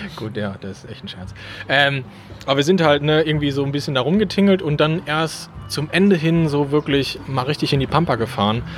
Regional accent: Krefeld, North Rhine-Westphalia, Germany; Krefel natürlich, da wo ich herkomme

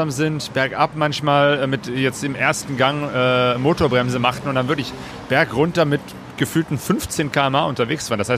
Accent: Germany; Ja, ich dachte, wir sind Deutsche, wir sind die Regen gewohnt

